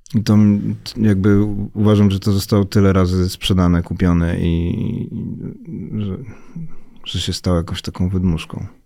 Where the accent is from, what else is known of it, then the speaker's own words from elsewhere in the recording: Warsaw, Masovian Voivodeship, Poland; ja się wychowałem na woli